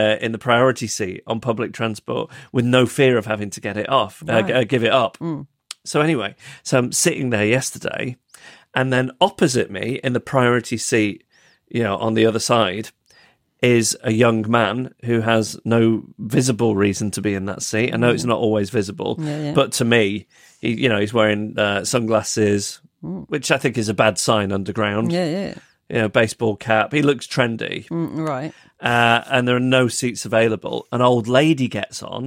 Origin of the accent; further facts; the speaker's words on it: Macclesfield, North West England, United Kingdom; now in London, United Kingdom; my hometown of Macclesfield